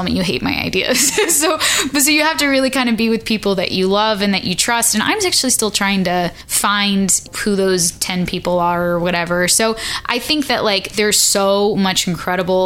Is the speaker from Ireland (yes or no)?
no; Chicago, Illinois, United States; now in Nashville, United States; I'm originally from Chicago. I live in Nashville.